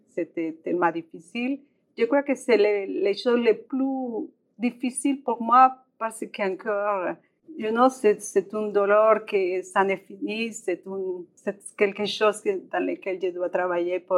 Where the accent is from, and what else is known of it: Colombia; French is a second language; moved away as an adult; also born or lived in Montreal, Canada; now in Regina, Canada